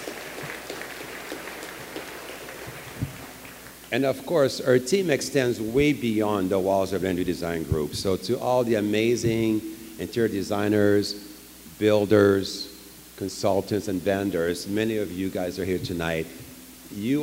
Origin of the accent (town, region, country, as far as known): Quebec, Canada; English is a second language; moved away as an adult; also born or lived in Alberta; now in Los Angeles, United States